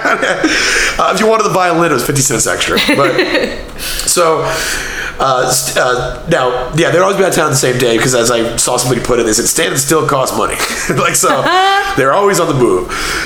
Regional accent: Copperas Cove, Texas, United States; born or raised there; moved away

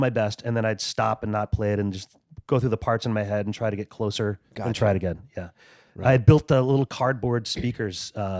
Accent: Texas, United States; I grew up in Texas, so it was … yeah. diet.

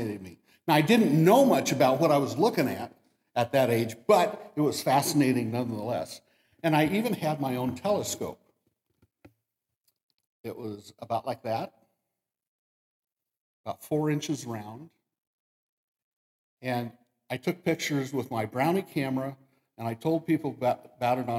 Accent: Damascus, United States; I grew up in Damascus, which is just a little bit way that way

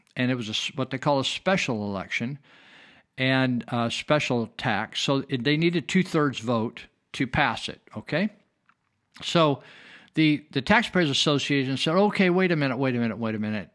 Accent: Marysville, California, United States; I was raised in California, and, uh, I was raised in a town called Marysville, small town of twelve thousand people

